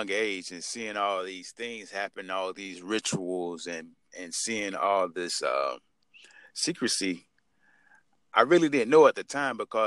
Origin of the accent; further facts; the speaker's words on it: South Georgia, United States; I had a family growing up in South Georgia